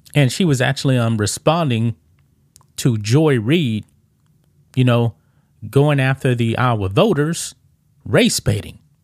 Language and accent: English; Texas, United States; I grew up here in the South, in Texas.